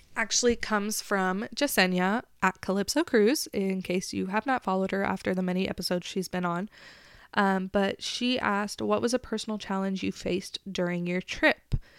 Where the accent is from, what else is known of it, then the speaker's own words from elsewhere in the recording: Texas, United States; I was from Texas